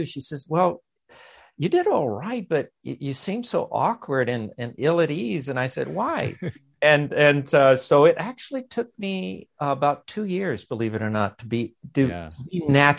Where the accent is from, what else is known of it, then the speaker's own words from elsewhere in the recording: Los Angeles, California, United States; also born or lived in Montebello; I was born and reared in East Los Angeles, and then in the town adjacent to that, Montebello.